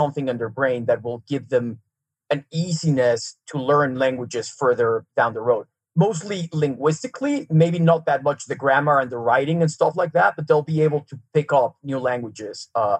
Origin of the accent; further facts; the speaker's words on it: Mexico City, Mexico; first language Serbian; English is a second language; moved away as an adult; also born or lived in Serbia / New York City, United States; now in Park City, United States; when I was like 5 years old, we moved back to Mexico City. And that's where I grew up. I grew up in Mexico City. Went to school there, high school through college, started working, my working career there, et cetera. And eventually, when I was 32, I moved to New York City